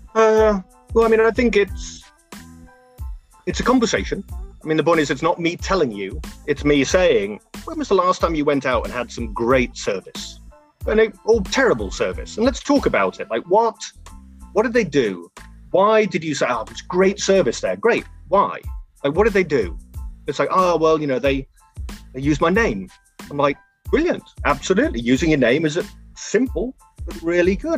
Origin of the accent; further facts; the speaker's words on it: England, United Kingdom; accent: English; moved away as an adult; now in United States; I'm English and the accent allows me to get away with a lot of things